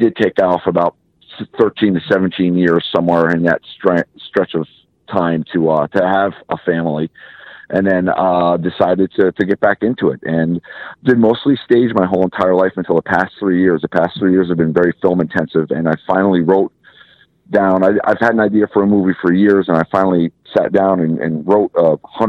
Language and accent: English; Massachusetts, United States; we're from the Northeast. I was born in Massachusetts